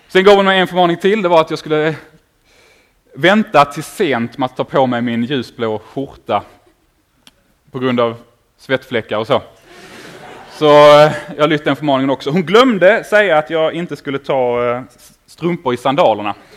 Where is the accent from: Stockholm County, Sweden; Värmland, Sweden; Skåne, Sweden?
Skåne, Sweden; Åkarp; jag kommer ifrån Åkarp nere mellan Malmö och Lund